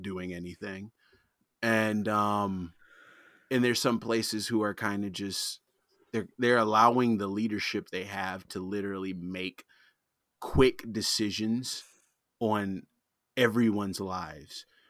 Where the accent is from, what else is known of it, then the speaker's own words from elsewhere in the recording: Detroit, Michigan, United States; also born or lived in Arizona / Arlington, Virginia; I'm born and raised in Detroit. I've lived other places. I've lived in, like, Arizona. I've lived in Virginia, in Arlington